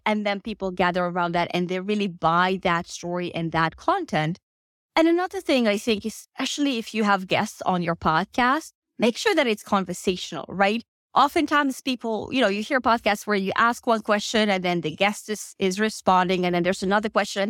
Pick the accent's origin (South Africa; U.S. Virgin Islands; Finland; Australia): Finland; moved away as an adult; now in United States; I'm actually originally from Finland, have lived in the US for uh, the past four years.